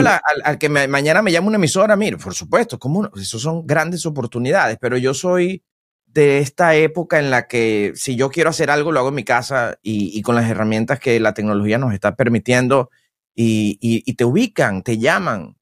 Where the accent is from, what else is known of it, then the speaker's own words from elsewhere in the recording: Venezuela; moved away as an adult; now in United States; yo soy locutor y vengo de Venezuela